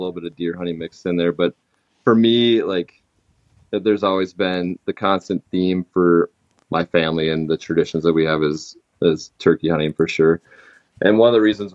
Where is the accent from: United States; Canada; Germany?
United States; Minnesota; my home state of Minnesota